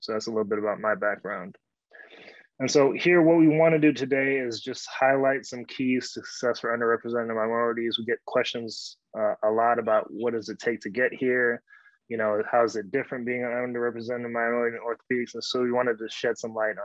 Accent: Houston, Texas, United States; My parents are Nigerian. They raised me in Houston, Texas

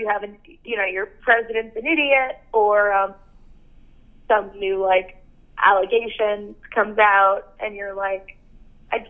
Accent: United States; I'm American

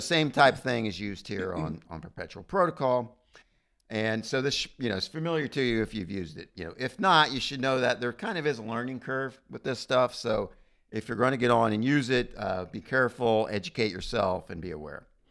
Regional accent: United States; being an American

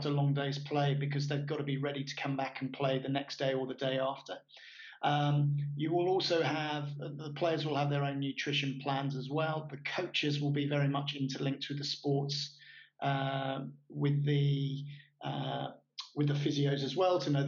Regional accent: England, United Kingdom; now in Caribbean; as an Englishman here in the Caribbean

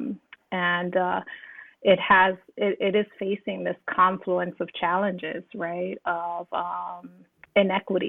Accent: New York City, New York, United States; I grew up in East New York, Brooklyn

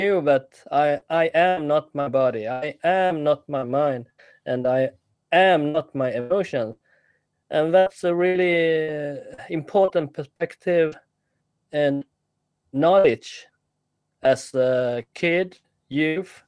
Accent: Sweden; when I grew up here in Sweden

